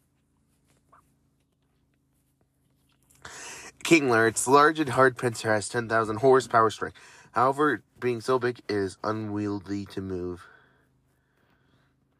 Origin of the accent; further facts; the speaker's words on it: Florida, United States; moved away; I am originally from Florida